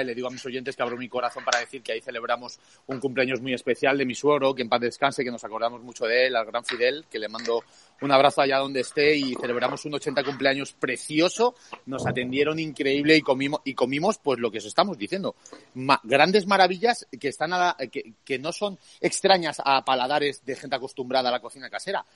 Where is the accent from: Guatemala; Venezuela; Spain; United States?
Spain; como españoles también nos, nos debería honrar